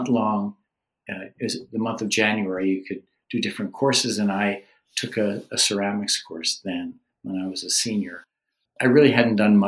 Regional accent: New Jersey, United States; moved away as an adult; now in Maine, United States; I came from the Garden State of New Jersey.

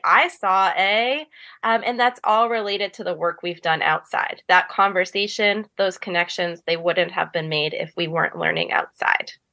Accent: Ellsworth, Maine, United States; I grew up in Ellsworth, and I went through the Ellsworth public school system

